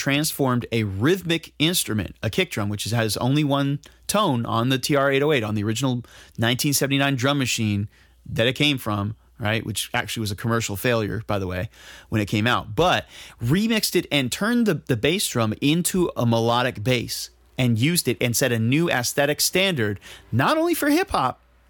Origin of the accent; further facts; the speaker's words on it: New York, United States; And I'm from New York. I'm from New York.